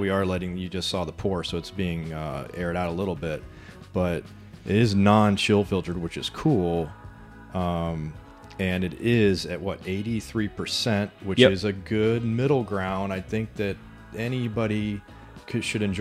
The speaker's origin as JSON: {"language": "English", "region": "Florida", "country": "United States", "said": "We are from Florida"}